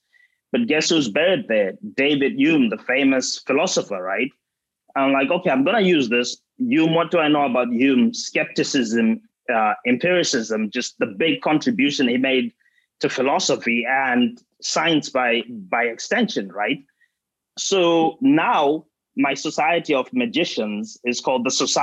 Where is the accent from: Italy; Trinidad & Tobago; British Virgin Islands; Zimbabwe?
Zimbabwe; Bindura, Mashonaland Central; my hometown of Bindura in Zimbabwe